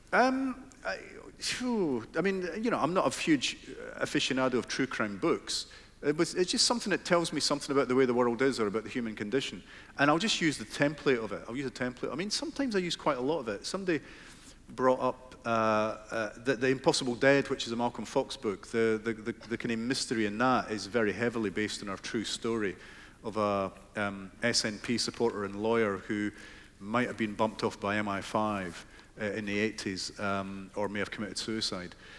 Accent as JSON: {"language": "English", "area": "Fife", "region": "Scotland", "country": "United Kingdom", "tie": "born or raised there", "said": "where I grew up in Fife"}